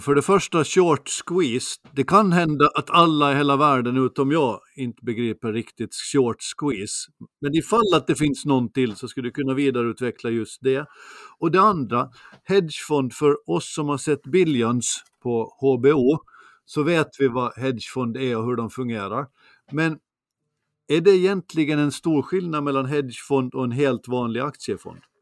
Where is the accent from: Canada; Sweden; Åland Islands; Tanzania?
Åland Islands; Finström; När jag växte upp i Finström var det nästan aldrig mer än minus 20